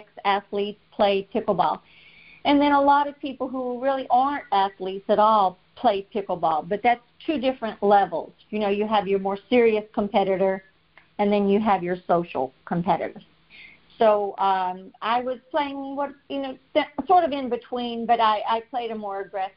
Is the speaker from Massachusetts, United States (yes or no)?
no; South Louisiana, United States; moved away as an adult; now in Texas, United States; I grew up in South Louisiana and danced a lot growing up because people down there dance a lot